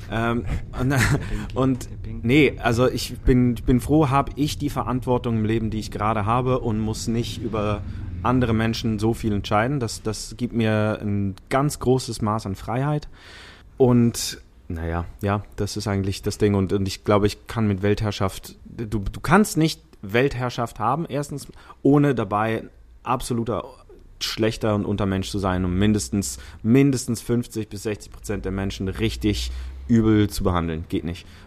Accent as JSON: {"language": "German", "country": "Switzerland", "tie": "born or raised there", "first_language": "Italian", "said": "ich bin bilingual aufgewachsen in der Schweiz. Italienisch und Schweizerdeutsch."}